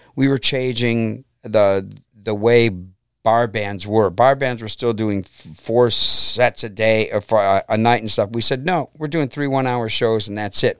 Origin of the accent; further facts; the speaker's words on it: Brook Park, Ohio, United States; also born or lived in Cleveland / Middleburg Heights; I basically grew up in Brook Park, and I'm back living in Brook Park now